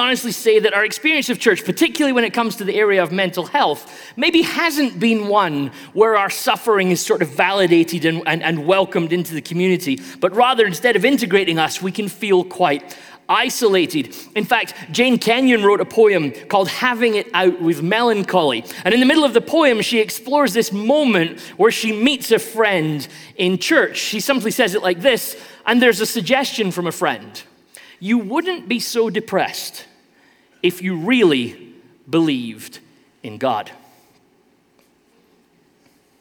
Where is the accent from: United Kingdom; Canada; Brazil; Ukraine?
United Kingdom; I'm British, so I play a lot of soccer